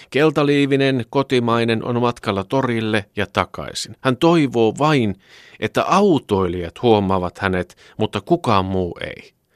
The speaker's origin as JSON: {"language": "Finnish", "country": "Finland"}